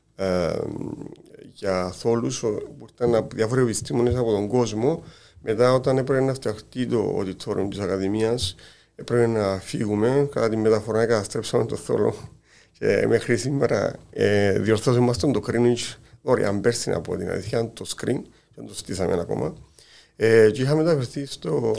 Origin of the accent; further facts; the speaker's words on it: Kiti, Larnaca District, Cyprus; κατάγομαι από το Κίτιν